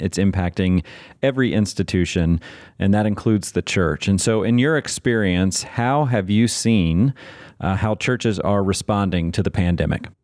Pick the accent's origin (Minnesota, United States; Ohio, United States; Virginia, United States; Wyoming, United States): Virginia, United States; Manassas; I grew up in Manassas, Virginia